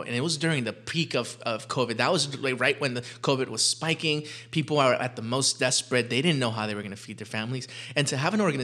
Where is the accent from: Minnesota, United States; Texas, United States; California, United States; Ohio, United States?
California, United States; Los Angeles; we grew up poor in South LA.